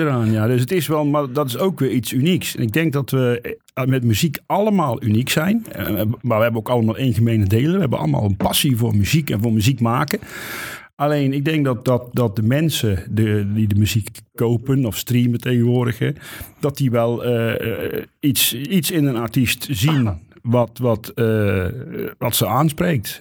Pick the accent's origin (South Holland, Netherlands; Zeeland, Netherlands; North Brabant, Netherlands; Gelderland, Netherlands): North Brabant, Netherlands; near Oss; now in Eindhoven, Netherlands; ik kom uit de buurt van Os.